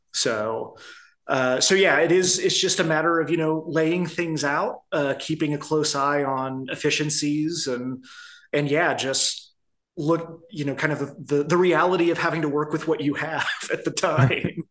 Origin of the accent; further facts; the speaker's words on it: Midwest, United States; now in Arizona, United States; I grew up in the Midwest